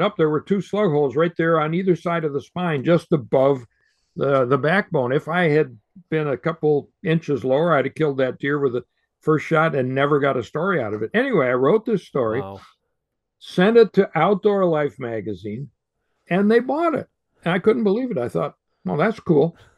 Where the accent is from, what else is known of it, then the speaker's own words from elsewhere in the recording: Western New York State, United States; I grew up in Western New York State